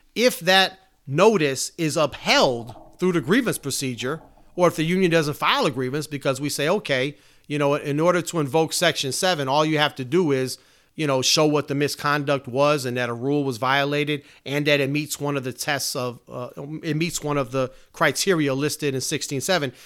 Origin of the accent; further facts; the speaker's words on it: Chicago, Illinois, United States; It's my hometown.